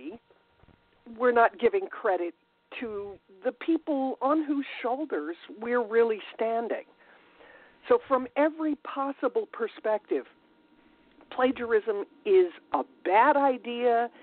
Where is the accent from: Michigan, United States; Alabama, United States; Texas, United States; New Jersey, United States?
New Jersey, United States; moved away; raised in the Northeast in New Jersey and have lived around the United States and even in Europe.